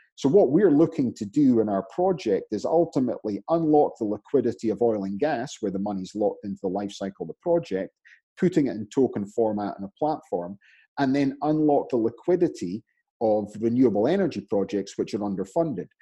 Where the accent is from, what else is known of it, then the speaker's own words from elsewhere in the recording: Scotland, United Kingdom; now in United States; I'm Scottish in America